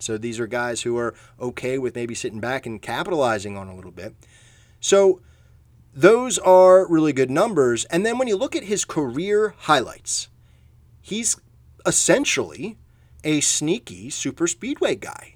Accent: Philadelphia, Pennsylvania, United States; I'm from Philadelphia, a big Philadelphia Phillies fan

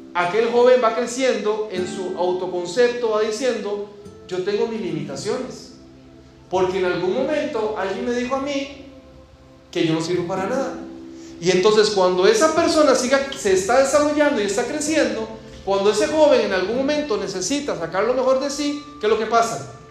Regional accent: Costa Rica; moved away; en el vecindario donde yo crecí, en mi país

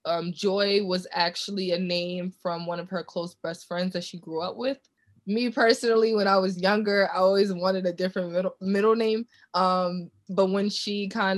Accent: New York City, New York, United States; growing up in Brooklyn, you know, in the 90s

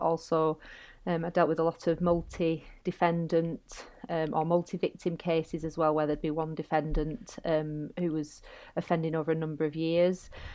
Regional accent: Bolton, North West England, United Kingdom; accent: northern; moved away as an adult; also born or lived in London; you might hear my northern accent, um, I'm from Bolton, and, um, I ended up coming back home

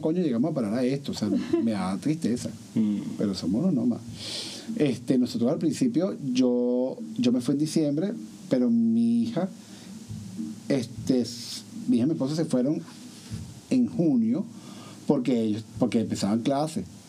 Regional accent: Venezuela; moved away as an adult; now in United States; yo no me fui de Venezuela porque me faltaba trabajo, yo me fui de Venezuela

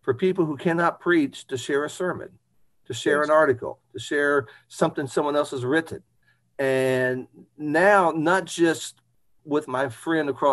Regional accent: Indianapolis, Indiana, United States; also born or lived in New Albany, Indiana; growing up in Indianapolis

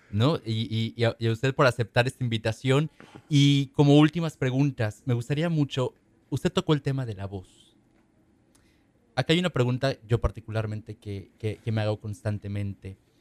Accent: Mexico; para nosotros como mexicanos

